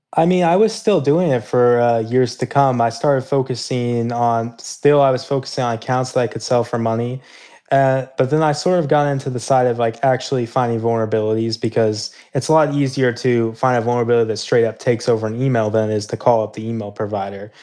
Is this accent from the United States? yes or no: yes; Kansas City, Missouri, United States; I grew up in Kansas City, Missouri